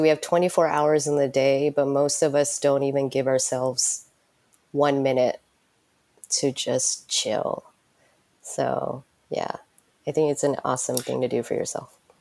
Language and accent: English; United States; moved away as an adult; also born or lived in San Francisco; now in Tokyo, Japan; growing up in United States